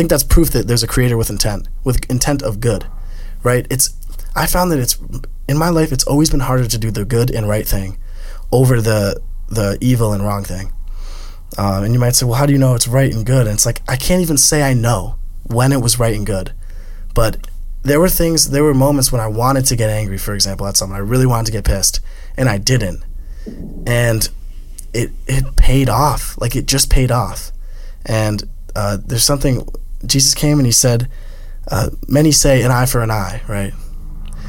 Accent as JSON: {"language": "English", "country": "United States", "said": "I'm American"}